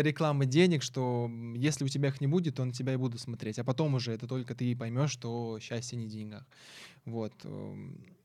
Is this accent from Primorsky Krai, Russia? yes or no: no; Syzran, Samara Oblast, Russia; moved away; я вообще из Самарской области, я не, я не москвич